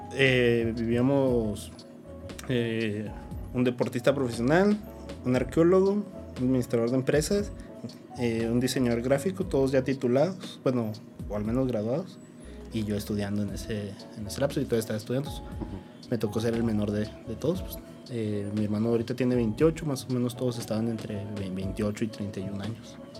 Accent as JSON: {"language": "Spanish", "town": "San Juanito", "region": "Chihuahua", "country": "Mexico", "moved": "yes", "lives_now": "Chihuahua, Mexico", "said": "yo no soy de aquí de la ciudad, yo soy de San Juanito, Chihuahua."}